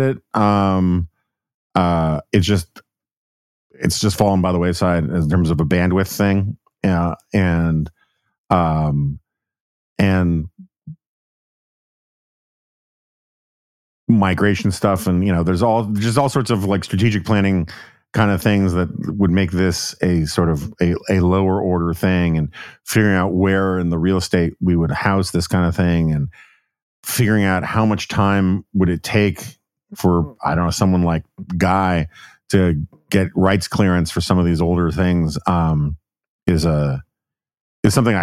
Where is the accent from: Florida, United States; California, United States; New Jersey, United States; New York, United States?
New York, United States; I'm from New York